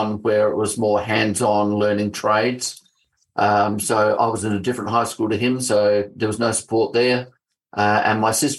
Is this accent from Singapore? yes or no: no; Adelaide, South Australia, Australia; also born or lived in Scotland / Elizabeth, South Australia / Salisbury, South Australia; was born in Scotland, came out to Australia when I was 3. Grew up in the northern suburbs of Adelaide